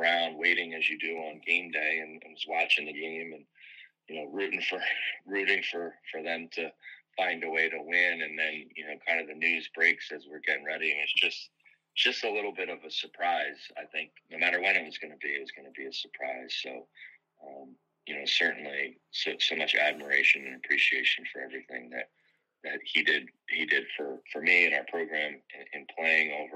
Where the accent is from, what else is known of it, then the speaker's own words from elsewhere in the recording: Philadelphia, Pennsylvania, United States; moved away; I grew up in the Philadelphia area